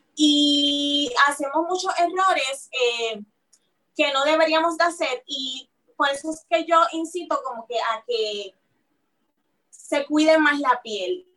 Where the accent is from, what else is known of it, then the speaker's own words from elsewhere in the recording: Carolina, Puerto Rico; moved away as an adult; also born or lived in San Juan, Puerto Rico / New York, United States; yo nací aquí en San Juan, Puerto Rico, en Santurce, San Juan. Eh, fui criada en el área, en el pueblo de Carolina.